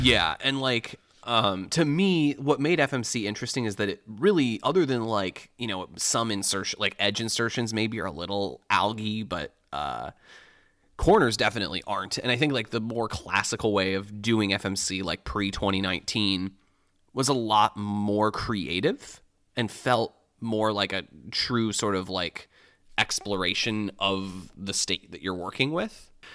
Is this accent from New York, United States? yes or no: no; Michigan, United States; moved away as an adult; now in Illinois, United States; growing up in Michigan